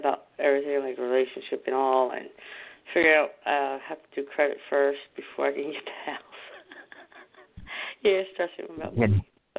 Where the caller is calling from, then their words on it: New Jersey, United States; from New Jersey.